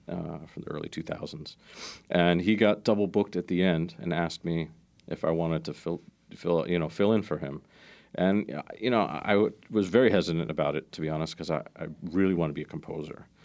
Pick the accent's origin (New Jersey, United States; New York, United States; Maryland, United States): Maryland, United States; I grew up in Maryland outside of D C.